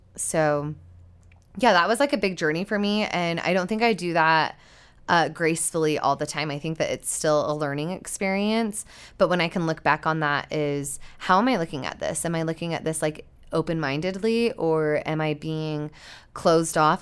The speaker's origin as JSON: {"language": "English", "region": "Utah", "country": "United States", "tie": "born or raised there", "said": "growing up in Utah, I wasn't really surrounded by water very often."}